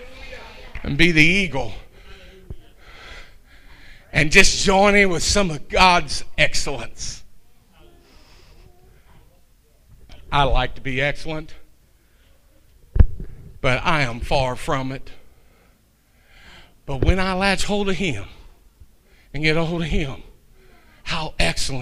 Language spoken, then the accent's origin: English; Kentucky, United States; I'm a Shecky from Kentucky